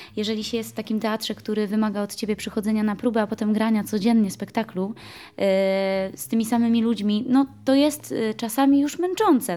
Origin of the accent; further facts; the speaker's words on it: Zakopane, Lesser Poland, Poland; ja jestem przede wszystkim góralką